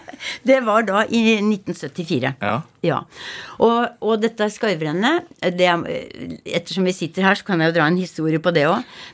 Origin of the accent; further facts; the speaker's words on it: Rakkestad, Østfold, Norway; accent: Rakkestad dialect; also born or lived in Hallingdal / Geilo; now in Ustaoset, Norway; jeg er fra Rakkestad.